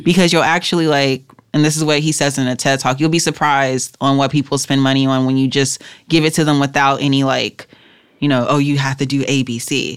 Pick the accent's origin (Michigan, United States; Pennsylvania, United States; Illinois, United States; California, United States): California, United States; Los Angeles; I grew up in South Central L